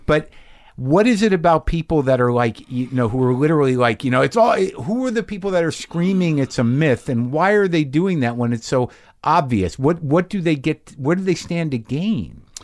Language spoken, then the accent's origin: English; United States; as an American